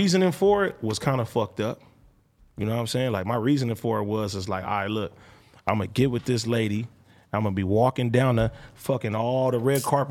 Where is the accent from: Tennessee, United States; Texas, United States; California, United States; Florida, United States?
California, United States; Compton; I'm from Compton.